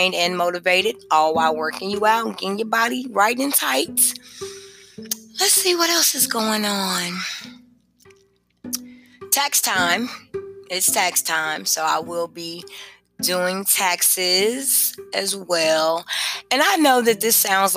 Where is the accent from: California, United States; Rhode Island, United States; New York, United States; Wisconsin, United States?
Wisconsin, United States; Kenosha; moved away as an adult; also born or lived in Indianapolis; now in Georgia, United States; when I grew up in Kenosha, we went to the Spanish Center